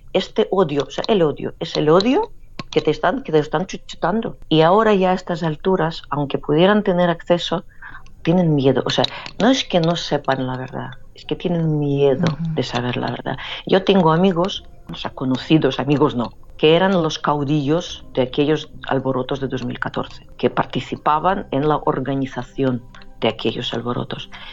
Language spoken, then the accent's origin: Spanish; Saint Petersburg, Russia; accent: Saint Petersburg; Spanish is a second language; moved away as an adult; also born or lived in Luhansk, Ukraine; now in Barcelona, Spain; Yo que vine de San Petersburgo con mi acento pronunciado de San Petersburgo